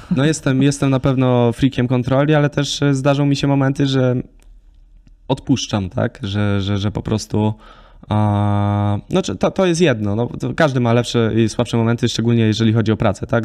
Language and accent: Polish; Lesser Poland, Poland; jestem ze wsi, gdzie nie było dla mnie problemu jeździć statą do lasu i, i szykować drewno na zimę